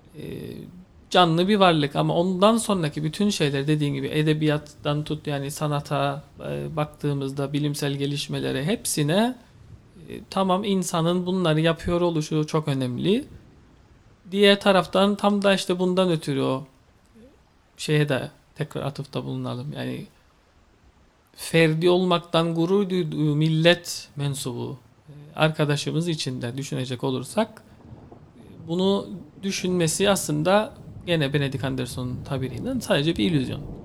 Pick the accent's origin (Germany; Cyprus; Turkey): Cyprus; Kıbrıs'a geldim. Kıbrıs'ta doğdum.